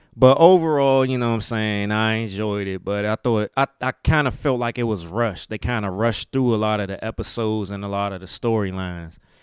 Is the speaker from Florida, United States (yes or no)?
no; Maryland, United States; accent: southern drawl; if you hear me talking, you can hear a little southern drawl in my accent. Maryland is the country